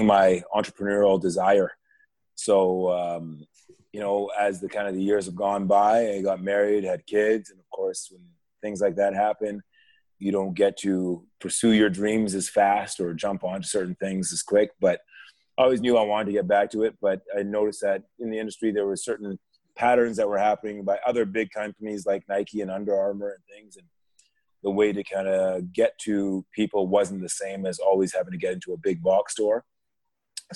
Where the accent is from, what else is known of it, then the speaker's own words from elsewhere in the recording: Nigeria; I'm originally from Nigeria